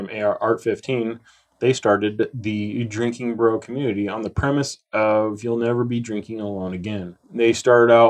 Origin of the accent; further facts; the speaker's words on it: Auburn, California, United States; Born and raised in Auburn, California